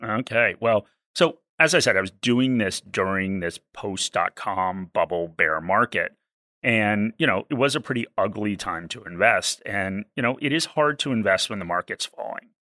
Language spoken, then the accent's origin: English; East Coast of the US, United States; I'm from the East Coast of the U S.